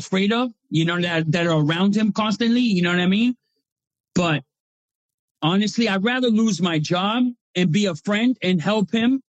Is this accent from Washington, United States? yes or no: no; New York, United States; now in Boston, United States; I grew up in New York, so that's my second home, man.